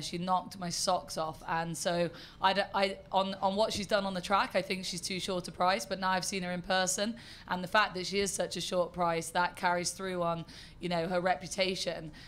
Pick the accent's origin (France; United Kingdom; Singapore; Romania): United Kingdom; accent: terribly British; I am terribly British.